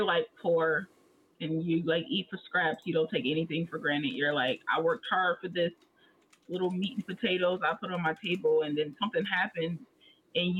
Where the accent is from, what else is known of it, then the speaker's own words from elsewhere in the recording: United States; I was born in America, so I am a black American